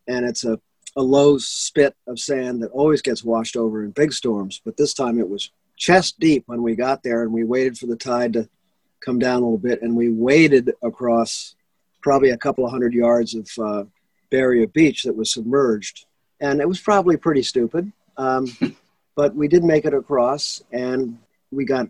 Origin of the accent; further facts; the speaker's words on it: Connecticut, United States; moved away as an adult; also born or lived in New York City, New York; now in Nantucket, United States; I was born in New York City, and that was probably it's not the last time I was there, but grew up in Connecticut